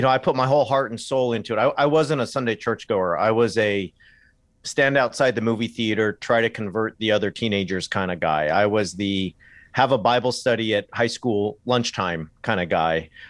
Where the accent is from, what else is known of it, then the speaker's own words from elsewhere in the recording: Southern California, United States; moved away as an adult; also born or lived in England; I grew up in Southern California